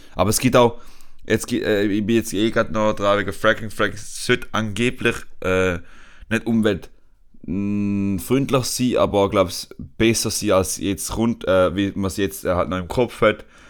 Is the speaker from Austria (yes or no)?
no; Switzerland; now in Spain; als Europäer oder halt als Schweizer